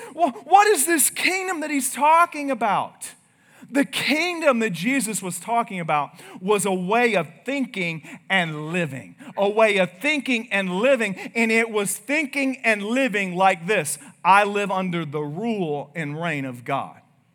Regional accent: United States; we're American.

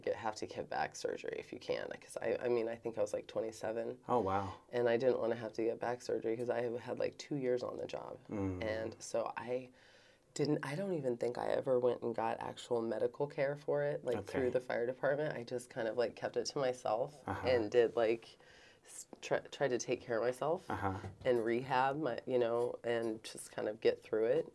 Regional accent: Kansas City, Missouri, United States; I grew up here in Kansas City

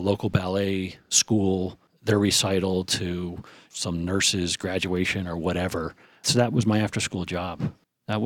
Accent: New Jersey, United States; I'm a guy from New Jersey.

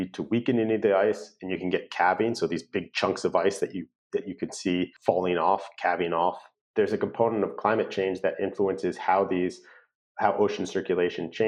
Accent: Connecticut, United States; now in California, United States; I'm from Connecticut

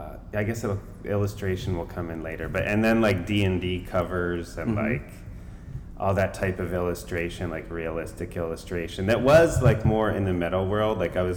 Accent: Connecticut, United States; also born or lived in New York City / Netherlands; I was born in the city, moved to Connecticut, moved to the Netherlands for a year, then back to the house next door in Connecticut.

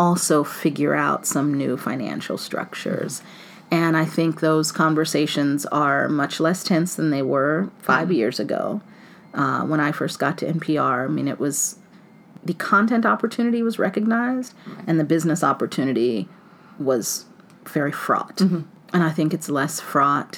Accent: Ohio, United States; I grew up in Ohio in an all-black neighborhood.

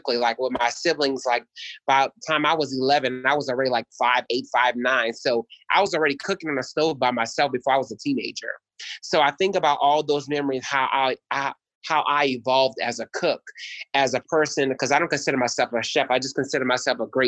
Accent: New Orleans, Louisiana, United States; I'm from New Orleans, so, you know, food is a big old part of where I'm from

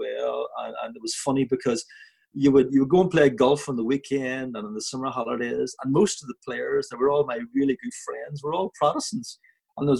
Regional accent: Lurgan, Northern Ireland, United Kingdom; moved away as an adult; also born or lived in Belfast; now in England; the town I was brought up in is a wee town called Lurgan, and it's in Northern Ireland

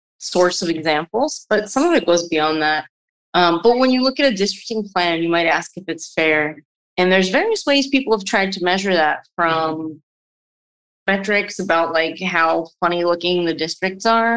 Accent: New Jersey, United States; also born or lived in New York City, New York; So I was born in New York City, in Greenwich Village. My folks were living in the city for a while around that time, and then we moved to the suburbs. So I grew up in the New Jersey

